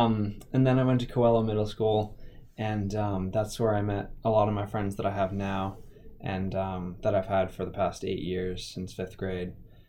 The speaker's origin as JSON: {"language": "English", "town": "Attleboro", "region": "Massachusetts", "country": "United States", "tie": "born or raised there"}